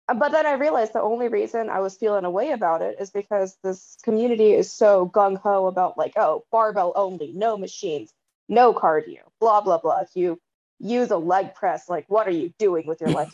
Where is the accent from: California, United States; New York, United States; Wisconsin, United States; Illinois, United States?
California, United States; Bay Area; I was born um not in the Bay, but I was raised in the Bay Area and it's quite diverse here.